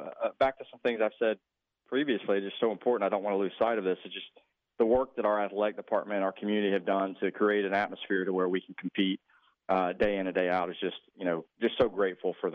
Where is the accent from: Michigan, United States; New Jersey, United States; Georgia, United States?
Georgia, United States; moved away; Georgia Tech is the only one remaining at this point, which I think they need to get it together for my home state.